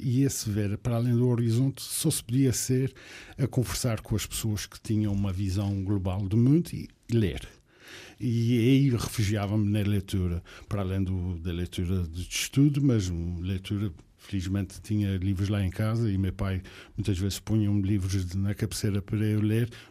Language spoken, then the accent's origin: Portuguese; Ponta Delgada, Azores, Portugal; moved away as an adult; also born or lived in Porto / Coimbra; Nasci, nasci aqui em São Miguel, mais propriamente na freguesia de Santa Clara